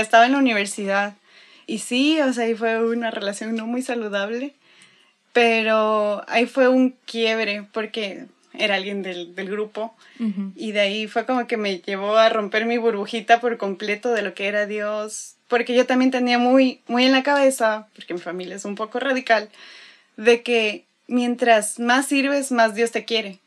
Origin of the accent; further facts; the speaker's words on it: Quito, Pichincha, Ecuador; now in Monterrey, Mexico; soy de Quito, Ecuador.